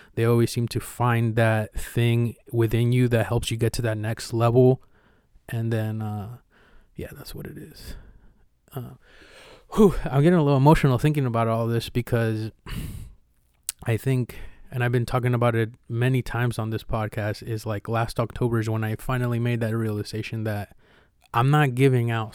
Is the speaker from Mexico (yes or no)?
yes; Mexico; now in United States; when I was growing up in Mexico